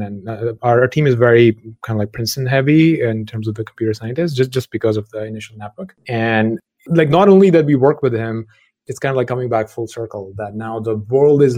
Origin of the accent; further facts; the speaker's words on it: Lahore, Punjab, Pakistan; moved away as an adult; undergrad back in Lahore in Pakistan, where I grew up